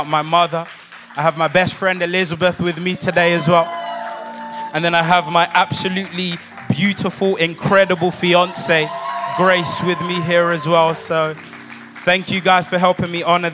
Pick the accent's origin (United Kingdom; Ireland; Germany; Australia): United Kingdom; London; I'm not actually from here. I come from London, England.